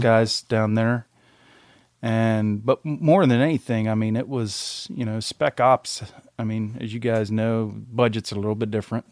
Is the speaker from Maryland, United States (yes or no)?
yes; Maryland, United States; also born or lived in Montgomery, Alabama; was born in Montgomery, Alabama. and we kinda worked our way up the East Coast, spent most of my life in, in Maryland, where my mom and dad were